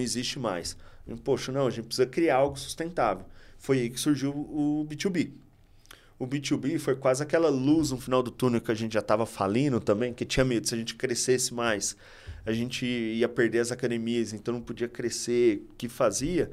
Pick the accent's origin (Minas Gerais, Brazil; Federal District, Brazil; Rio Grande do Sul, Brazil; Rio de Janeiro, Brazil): Minas Gerais, Brazil; interior of; now in São Paulo, Brazil; eu sou do interior de Minas